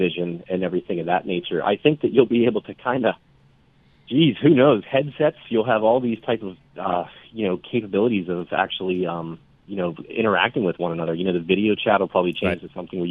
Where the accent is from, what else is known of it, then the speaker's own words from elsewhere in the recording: Pittsburgh, Pennsylvania, United States; I'm from Pittsburgh.